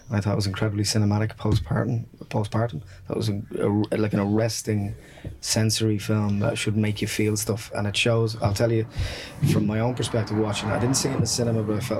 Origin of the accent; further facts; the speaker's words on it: Dublin, Leinster, Ireland; with a working class background. Like I'm from Ballymun